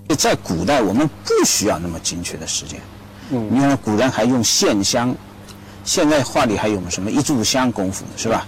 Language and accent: Chinese; China; 我们中国人愿意把它弄得更直观